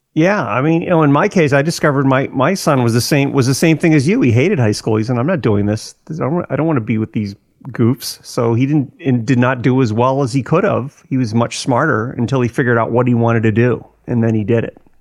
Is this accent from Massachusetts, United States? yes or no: yes; Millbury, Massachusetts, United States; moved away; also born or lived in Weston; I came from Millbury